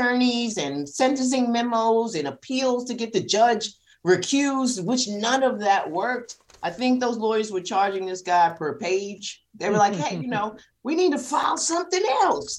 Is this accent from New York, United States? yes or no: yes; New York City, New York, United States; I grew up in South Jamaica, Queens, 40 projects.